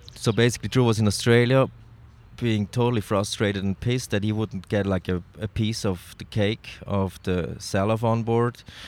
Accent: Switzerland; I'm from Switzerland

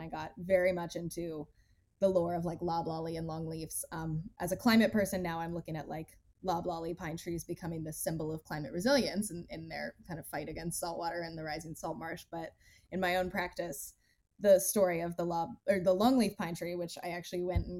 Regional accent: United States; moved away as an adult; also born or lived in New York City; I grew up in North and South Carolina

